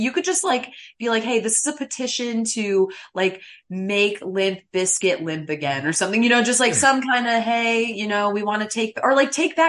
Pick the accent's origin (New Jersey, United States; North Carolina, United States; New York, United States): New York, United States; near Saratoga Springs, upstate; accent: a bit of a Canadian drawl; moved away as an adult; also born or lived in Connecticut; I am from New York, born and raised, but let's all reel it in a little bit. I sound like a normal person because I am from upstate hoity-toity New York.